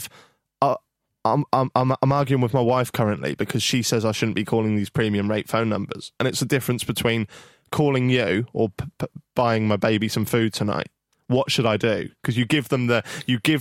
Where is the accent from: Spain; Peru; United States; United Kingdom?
United Kingdom; Norwich, East of England; I'm from Norwich